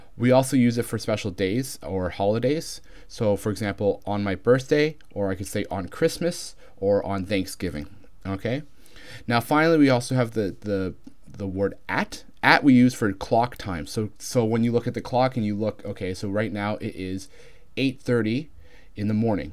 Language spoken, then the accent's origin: English; Canada; accent: Canadian; my accent is Canadian, which is similar enough to American